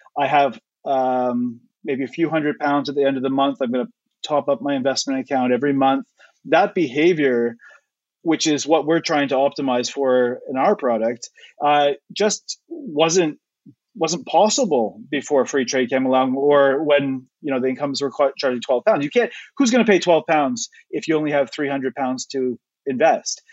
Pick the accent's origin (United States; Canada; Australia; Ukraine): Canada; now in United Kingdom; I'm not actually from the UK. I'm from Canada